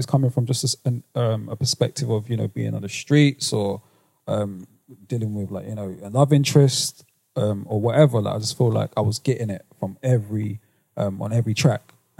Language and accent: English; London, United Kingdom; When you're like 19 years of age, growing up in London, it's difficult to show a certain level of vulnerability, especially amongst like your friends.